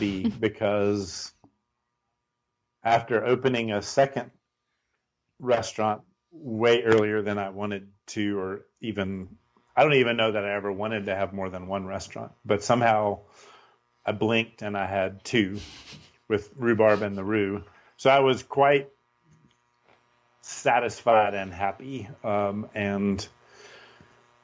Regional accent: Winston-Salem, North Carolina, United States; now in Asheville, United States; I grew up in Winston-Salem

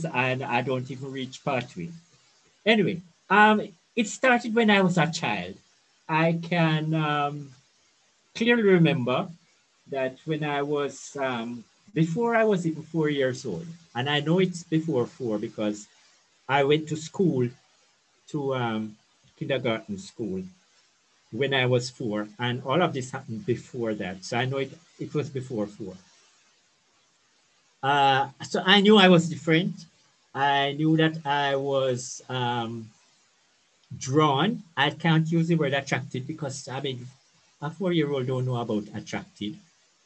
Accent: Brown's Town, Saint Ann, Jamaica; So I grew up in Brownstown. It's a small country town in St. Anne

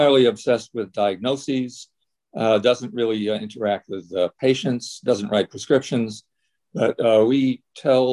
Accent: Manchester, Connecticut, United States; moved away; also born or lived in Long Island / New York; Grew up in Connecticut. We were in Manchester, Connecticut, near Hartford.

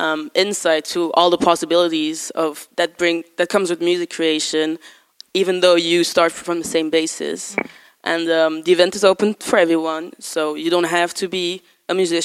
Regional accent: Brussels, Brussels-Capital Region, Belgium; I'm from Brussels

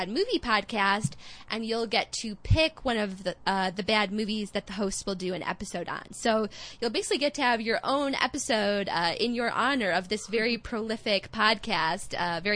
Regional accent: Chicago, Illinois, United States; accent: Midwestern; my grating nasal Midwestern accent, I'm actually from Chicago

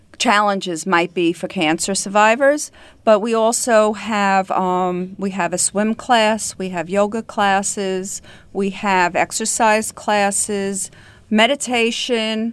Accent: South Shore of Long Island, New York, United States; also born or lived in Brooklyn, New York; I was born in Brooklyn, raised on the South Shore of Long Island

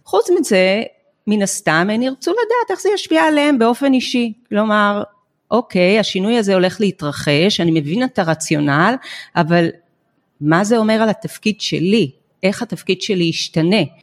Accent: Israel; אנחנו כישראלים

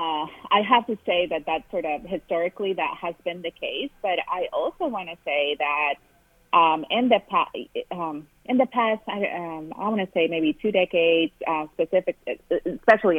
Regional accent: Matamoros, Tamaulipas, Mexico; English is a second language; moved away as an adult; also born or lived in California; now in Ohio, United States; I grew up in a town called Matamoros, Tamaulipas, which is a border town right across from Brownsville, Texas. So I grew up in Mexico

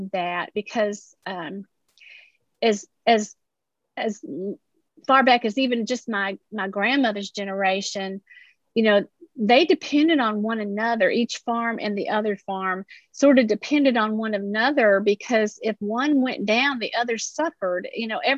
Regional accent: Appalachia, United States; I grew up that way, swimming in the creeks.

